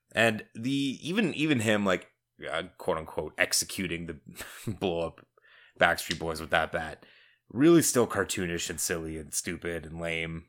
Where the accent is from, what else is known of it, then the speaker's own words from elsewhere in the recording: Southern Ontario, Canada; we are from Southern Ontario